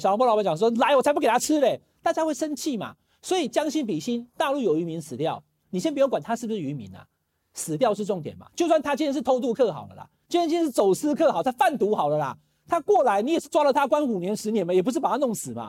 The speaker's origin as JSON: {"language": "Chinese", "country": "Taiwan", "said": "身为中华民国的国民，身为台湾人"}